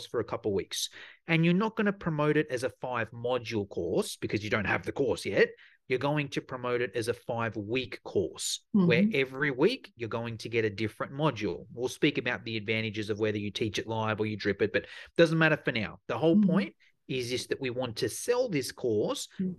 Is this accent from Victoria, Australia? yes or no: no; Sydney, New South Wales, Australia; my accent might give it away, but I'm from Sydney in Australia